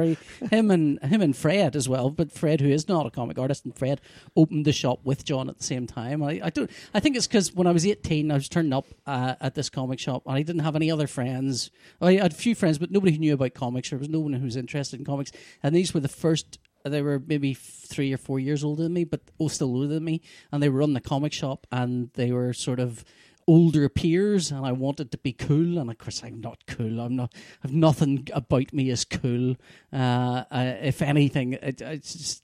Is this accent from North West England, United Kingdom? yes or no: no; Belfast, Northern Ireland, United Kingdom; I've lived around Sunnyside Street since, I think I was, when I was born, we lived around Annadale Flats